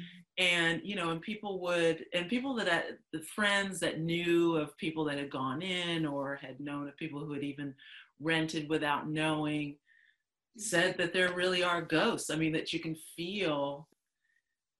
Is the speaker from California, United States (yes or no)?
yes; Los Angeles, California, United States; I grew up in Baldwin Hills, so that's where my dad still is with my youngest sister